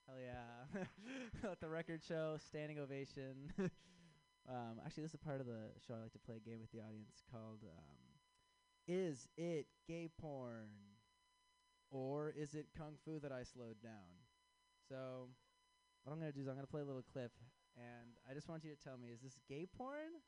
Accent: Chicago, Illinois, United States; I am from Chicago

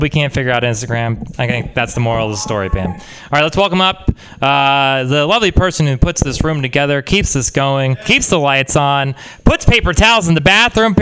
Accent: Texas, United States; I grew up in Texas.

